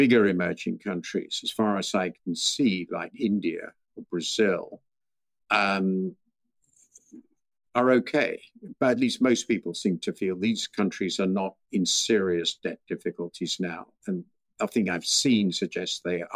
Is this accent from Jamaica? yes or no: no; United Kingdom; I'm British